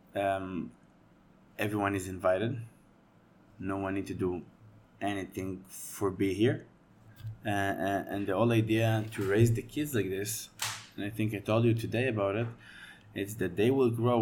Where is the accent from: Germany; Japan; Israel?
Israel; Rehovot, Central District; to grow up in Israel as a Jewish kid